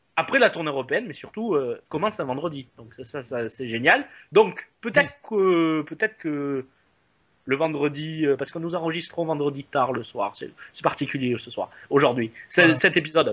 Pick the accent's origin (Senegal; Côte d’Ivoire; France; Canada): France; comme chez nous en France